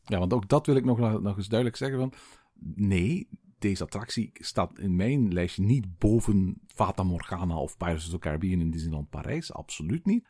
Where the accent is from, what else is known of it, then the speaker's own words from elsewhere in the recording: Belgium; bij ons in Tervuren